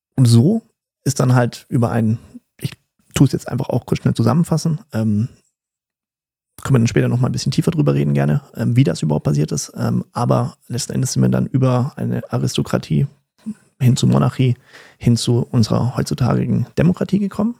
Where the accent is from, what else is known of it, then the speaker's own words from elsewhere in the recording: Germany; also born or lived in Berlin; bei uns in Deutschland